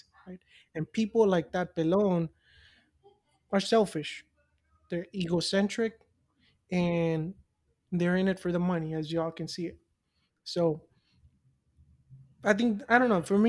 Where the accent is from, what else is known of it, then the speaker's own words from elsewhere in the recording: Mexico; moved away; growing up in Mexico and then with my parents